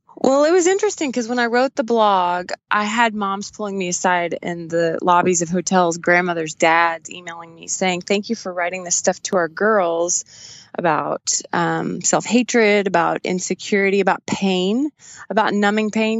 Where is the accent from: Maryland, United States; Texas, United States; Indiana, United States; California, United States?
Texas, United States; West; We grew up in West Texas